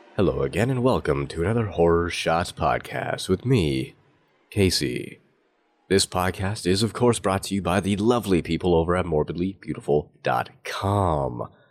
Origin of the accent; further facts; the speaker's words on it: Canada; I'm Canadian